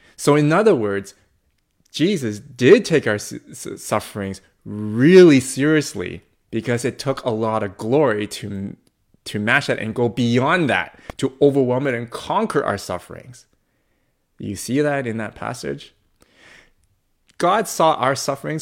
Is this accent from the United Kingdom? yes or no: no; Coquitlam, British Columbia, Canada; born and raised in, uh, in this province, uh, born and raised in Kukulam